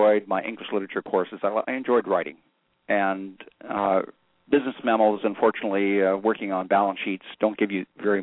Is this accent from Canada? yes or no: yes; Western Canada, Canada; moved away as an adult; now in United States; I grew up in Western Canada, went to graduate school at Harvard and MIT, married an American, ultimately became an American citizen, and have lived here for the last 40 years.